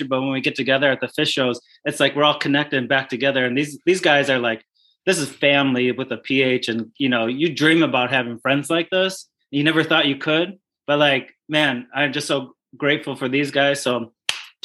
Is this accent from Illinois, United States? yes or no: yes; Glenview, Illinois, United States; my hometown called Glenview in Chicago